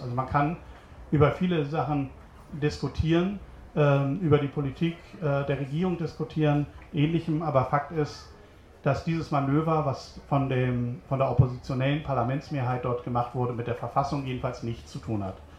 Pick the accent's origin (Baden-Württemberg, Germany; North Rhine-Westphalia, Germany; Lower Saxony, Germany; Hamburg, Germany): Hamburg, Germany; now in Berlin, Germany; bin aber eigentlich äh, gebürtiger Hamburger. Ich hoffe, das hört man auch noch